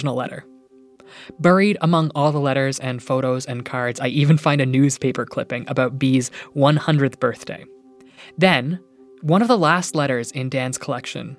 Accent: Iona, Nova Scotia, Canada; a tiny little town called Iona, my hometown, hundreds of kilometers away on Cape Breton Island in Nova Scotia

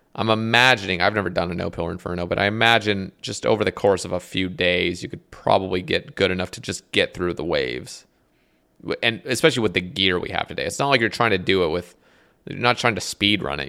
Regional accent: United States; as an American

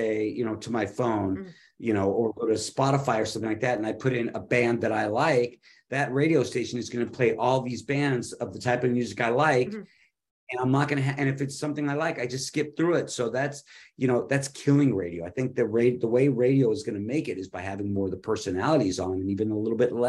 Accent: Los Angeles, California, United States; moved away as an adult; now in North Carolina, United States; I'm from Hollywood

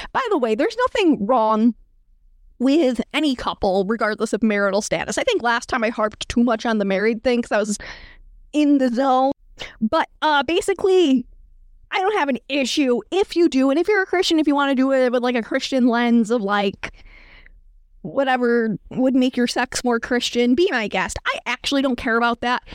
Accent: New York, United States; I'm from New York State

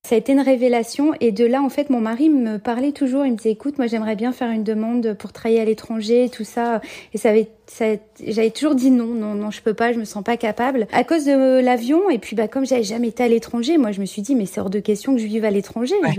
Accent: France; moved away as an adult; also born or lived in Senlis; now in Jerusalem, Israel; Je suis mariée et en fait on vient de France. On habitait euh, avant d'emménager ici en Israël

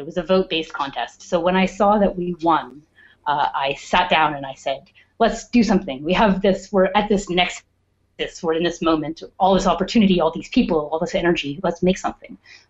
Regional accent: Perth, Ontario, Canada; also born or lived in Edmonton; Perth, Ontario.

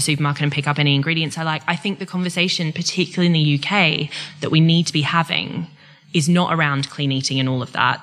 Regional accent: Queensland, Australia; now in England; I'm from Queensland, not from Victoria or Tasmania

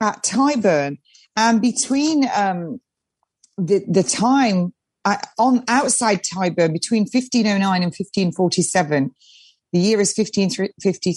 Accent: East Midlands, United Kingdom; I am an English woman. And I was brought up North Midlands

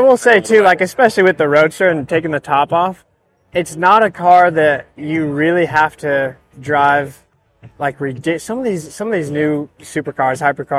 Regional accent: Texas, United States; And we're from Texas, and we love that. And we want to really play that up.

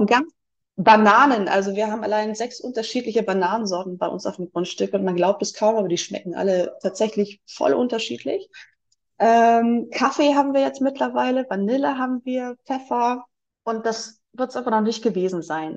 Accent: Germany; moved away as an adult; also born or lived in Leipzig, Germany; now in Ecuador; bei uns in Deutschland

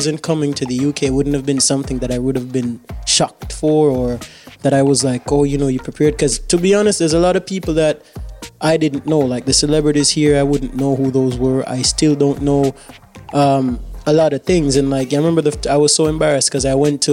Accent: Jamaica; I'm proud to be Jamaican. I always will be, because I am the Jamaican that I am

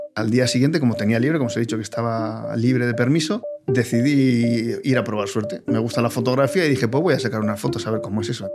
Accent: Bilbao, Basque Country, Spain; soy de Bilbao

